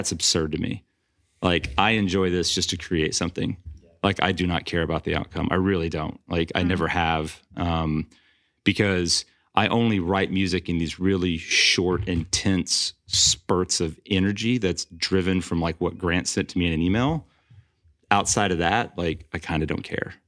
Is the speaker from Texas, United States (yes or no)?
yes; New Braunfels, Texas, United States; I'm from New Braunfels, right down the road